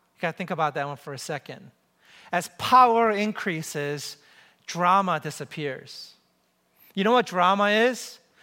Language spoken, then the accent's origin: English; New York City, New York, United States; moved away as an adult; also born or lived in Ann Arbor, Michigan; I grew up in New York City